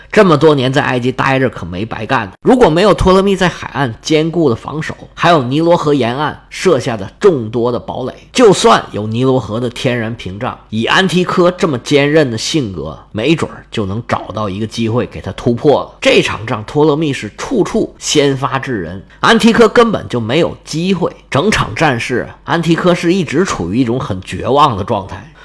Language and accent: Chinese; China; 我们中国人